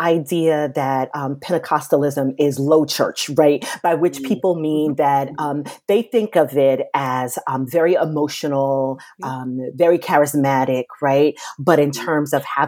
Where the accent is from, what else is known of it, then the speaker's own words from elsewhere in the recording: New York City, New York, United States; now in Washington, D.C., United States; I was born and raised in Brooklyn, New York.